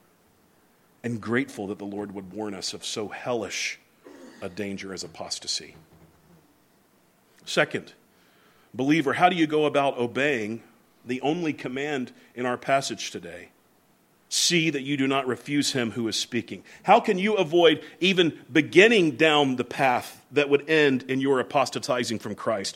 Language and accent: English; the South, United States; moved away; also born or lived in New England; the ones I grew up around in the South